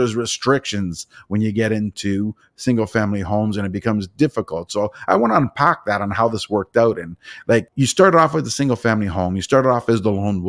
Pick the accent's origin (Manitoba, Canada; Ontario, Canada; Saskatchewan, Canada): Ontario, Canada; Toronto; I'm from Toronto, Ontario